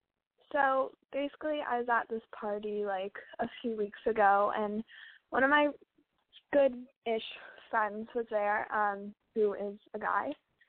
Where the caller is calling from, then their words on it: Los Angeles, California, United States; I'm calling from LA.